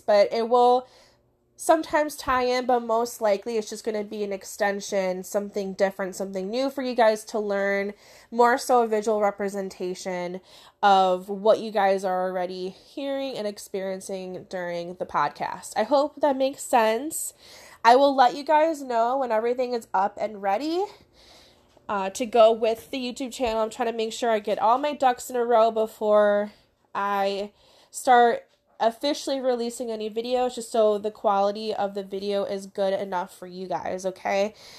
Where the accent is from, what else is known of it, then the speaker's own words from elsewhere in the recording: Crystal Lake, Illinois, United States; I'm from Illinois in the Crystal Lake area. That's where my in-person business is.